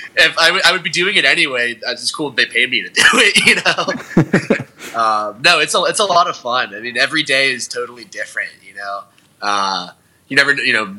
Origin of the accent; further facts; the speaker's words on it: Johnstown, United States; the brewery in my hometown, Stonebridge, from Johnstown